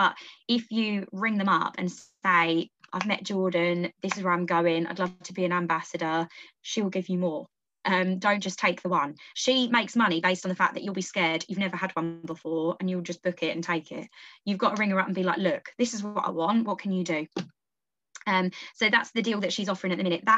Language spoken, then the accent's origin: English; Essex, East of England, United Kingdom; I'm from Essex.